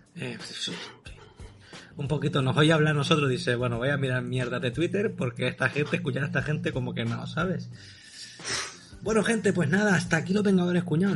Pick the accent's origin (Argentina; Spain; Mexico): Spain; Las Palmas de Gran Canaria, Canary Islands; Yo soy de las Palmas de Gran Canaria